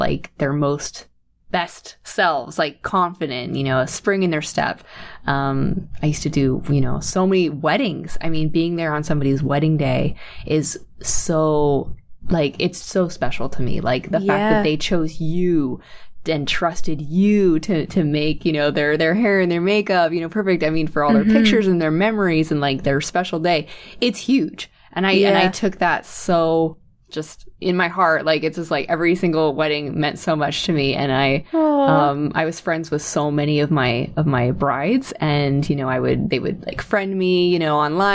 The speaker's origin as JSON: {"language": "English", "country": "United States", "also_born_or_lived": "Sweden", "said": "I'm American, so I'm living here in the United States"}